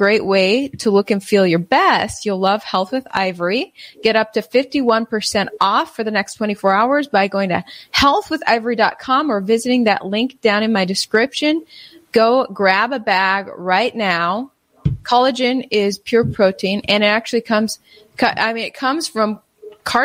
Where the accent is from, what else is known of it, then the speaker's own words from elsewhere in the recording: United States; I'm just an American